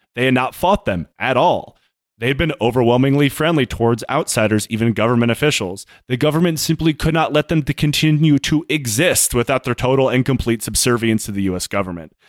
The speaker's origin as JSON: {"language": "English", "country": "United States", "said": "as an American"}